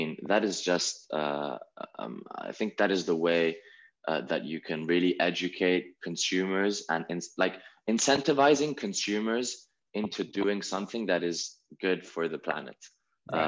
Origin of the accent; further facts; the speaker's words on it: Italy; we come from Italy